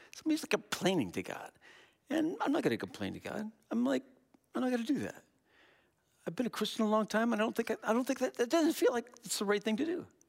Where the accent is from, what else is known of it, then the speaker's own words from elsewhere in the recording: Wisconsin, United States; we're from Wisconsin.